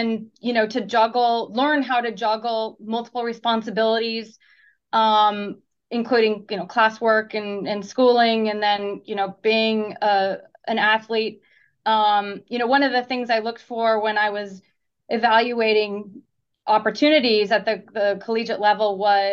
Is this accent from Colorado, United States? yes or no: no; Pacific Northwest, just south of Seattle, Washington, United States; moved away as an adult; also born or lived in Arizona / Southern California / New Jersey; I'm originally from the Pacific Northwest